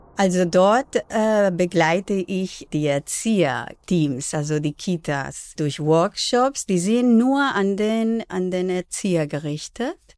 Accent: Barcelona, Catalonia, Spain; first language Spanish and Catalan; German is a second language; now in Berlin, Germany; Ich bin zweisprachig aufgewachsen in Barcelona.

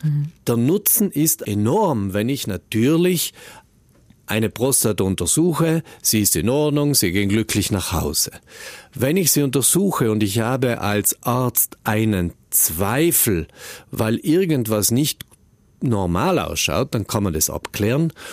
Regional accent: South Tyrol, Trentino-Alto Adige, Italy; wir Südtiroler

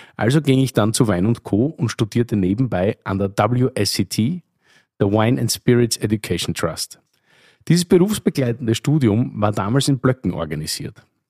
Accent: Oberlungitz, Styria, Austria; moved away; Ich bin sozusagen im Wirtshaus aufgewachsen, in Oberlungitz, einem österreichischen 288 Seelendorf, eine halbe Stunde von Graz entfernt

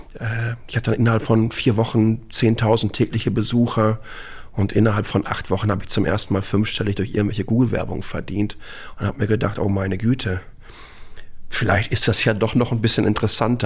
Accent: Dortmund, North Rhine-Westphalia, Germany; moved away as an adult; now in Taiwan; ich bin ähm, 1971 in Dortmund geboren

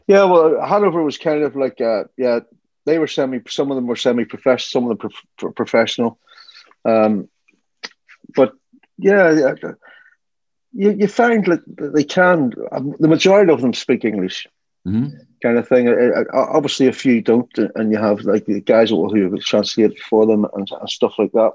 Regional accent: Ireland; moved away as an adult; also born or lived in Miami / Germany; when I grew up in Ireland

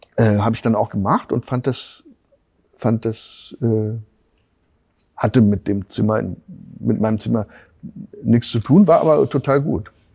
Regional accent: Bonn, North Rhine-Westphalia, Germany; accent: Rhenish; first language German; moved away; also born or lived in Berlin; ich bin ja im, im, im Rheinland aufgewachsen

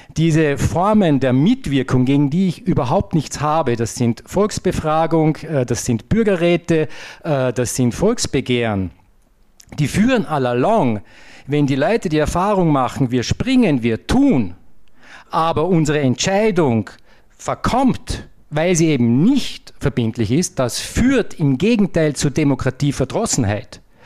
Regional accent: Vorarlberg, Austria; als Vorarlberger

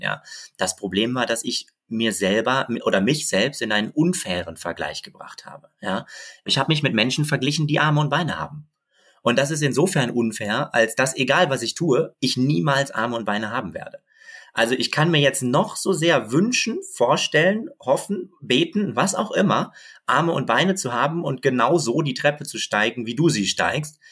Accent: Bochum, North Rhine-Westphalia, Germany; moved away; also born or lived in Berlin; ich bin in Bochum Bochum aufgewachsen

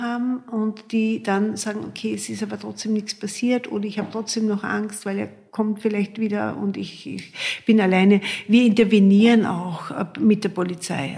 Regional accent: Austria; bei uns in Österreich

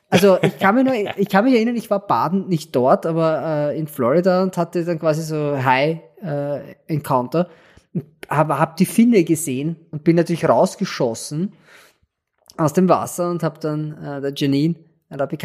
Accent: Austria; aber man erschrickt halt als Österreicher, was, hast du mit einem Haifisch zu tun?

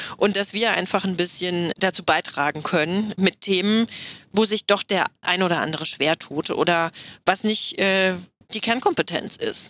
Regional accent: Hochstadt, Hesse, Germany; also born or lived in Offenbach am Main; now in Ruhr area, Germany; ursprünglich komme ich aus der Nähe von Frankfurt

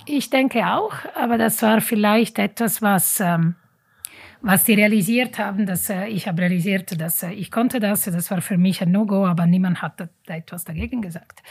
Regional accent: Italy; German is a second language; moved away as an adult; also born or lived in German-speaking Switzerland; now in Switzerland; Leben als Italienerin hier in der deutschen Schweiz

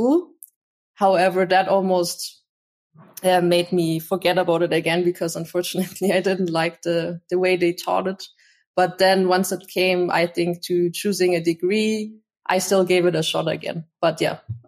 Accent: Munich, Bavaria, Germany; I grew up in Munich, so in the south of Germany.

